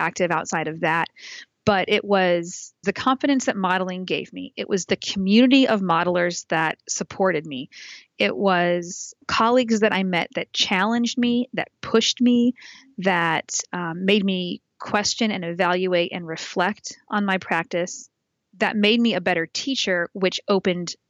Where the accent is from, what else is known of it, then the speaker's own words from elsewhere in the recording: Indianapolis, Indiana, United States; I was the co-coordinator when the ACS National was in Indianapolis in my hometown